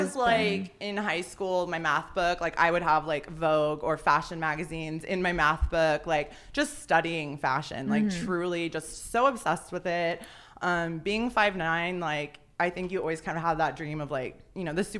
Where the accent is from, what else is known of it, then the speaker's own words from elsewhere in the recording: San Diego, California, United States; I'm born and raised in San Diego. Everyone thinks I live in LA.